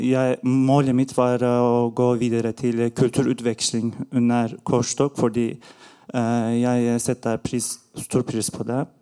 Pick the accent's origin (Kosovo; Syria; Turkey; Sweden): Turkey; Norwegian is a second language; now in Norway; Eh, mitt navn er …, og eh, jeg kom eh, til Norge fra Tyrkia for fem år siden.